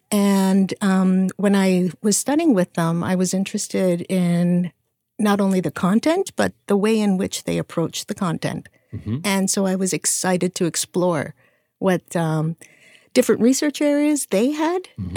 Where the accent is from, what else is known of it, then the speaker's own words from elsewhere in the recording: Canada; moved away as an adult; now in United States; I'm Canadian. Wow. I was born and raised in Canada